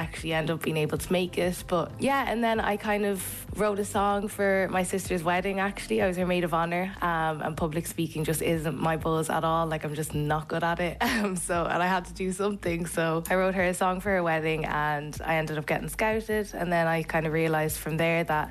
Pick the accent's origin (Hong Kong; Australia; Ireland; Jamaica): Ireland; Kildare, Leinster; also born or lived in Zimbabwe / Dublin; I was brought up in Kildare